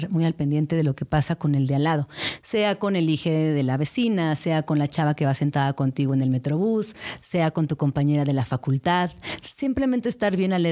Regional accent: Mexico City, Mexico; estos otros talentos que como chilangas tenemos que tener.

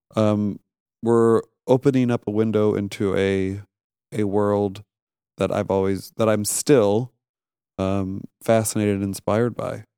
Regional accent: St. Louis, Missouri, United States; moved away as an adult; also born or lived in New York; I grew up in Saint Louis, Missouri

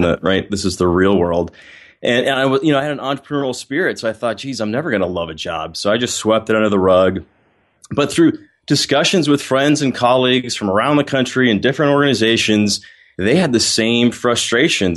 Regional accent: Littleton, Colorado, United States; also born or lived in Ohio; now in Atlanta, United States; originally, I grew up in Littleton, Colorado, right outside Denver

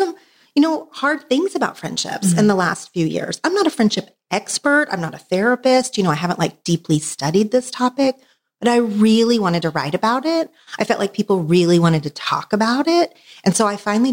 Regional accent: Oklahoma, United States; now in Los Angeles, United States; I did grow up in Oklahoma

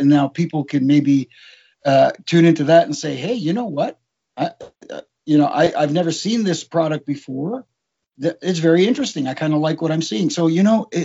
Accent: Toronto, Ontario, Canada; if you were in my age group growing up in Toronto

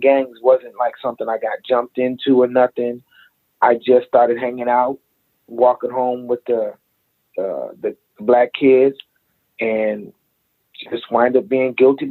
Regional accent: Aurora, Illinois, United States; I grew up in Aurora, Illinois

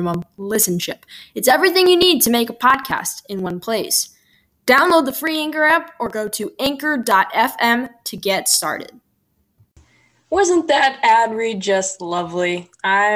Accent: Bolingbrook, Illinois, United States; I'm from Bolingbrook, which is like 5 minutes from Naperville

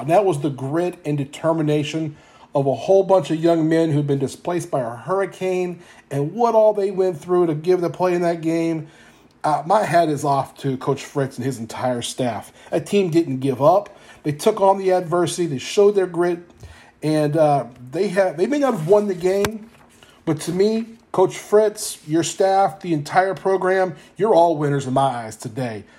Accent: Louisiana, United States; moved away; I'm from Louisiana originally

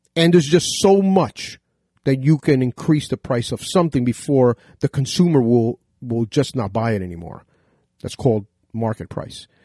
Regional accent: United States; As an American myself, you know, 'cause if you cut my veins, I bleed red, white, and blue

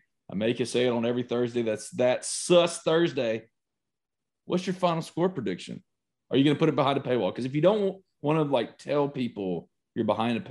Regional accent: Mississippi, United States; I'm from Mississippi.

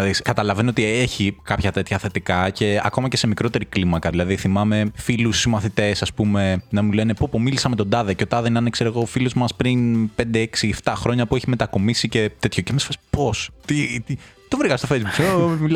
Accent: North Aegean, Greece; το χωριό μου στη Λέσβο, ρε παιδί μου, την Άπη.

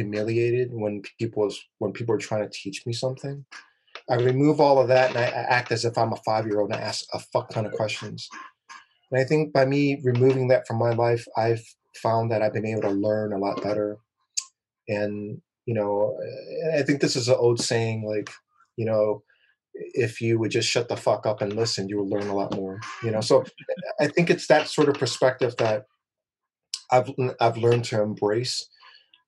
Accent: Oakland, California, United States; I grew up in Oakland

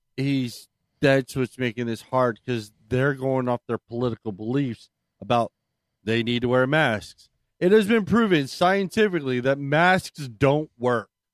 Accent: Maryland, United States; moved away; I'm originally from Maryland

